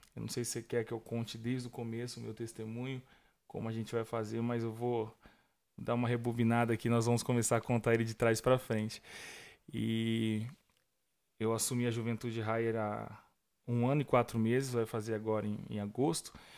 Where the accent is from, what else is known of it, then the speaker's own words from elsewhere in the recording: Curitiba, Paraná, Brazil; eu sou de Curitiba, da Igreja Batista de Bom Retiro, em Curitiba